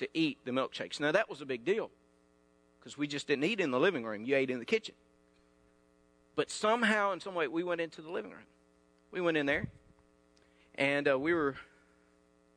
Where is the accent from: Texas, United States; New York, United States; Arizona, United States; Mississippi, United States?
Mississippi, United States; North; I'm from North Mississippi.